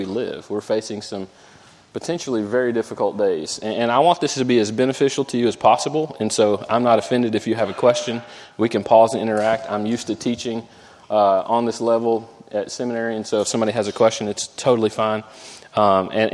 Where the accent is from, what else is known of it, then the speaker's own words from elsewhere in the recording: Jacksonville, Florida, United States; moved away; I grew up in Jacksonville, Florida.